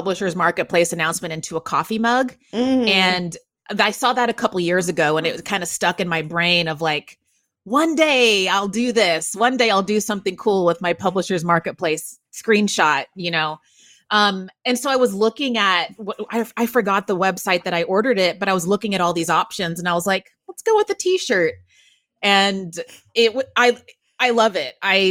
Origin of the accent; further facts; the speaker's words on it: Waco, Texas, United States; now in New York City, United States; my hometown of Waco, Texas, cause that's where I grew up